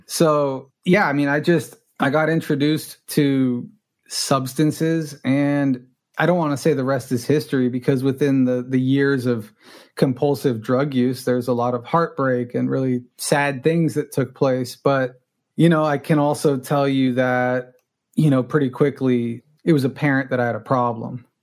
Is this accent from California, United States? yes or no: yes; Los Angeles, California, United States; first language Spanish; English is a second language; I grew up in Los Angeles. I'm a rare native Angeleno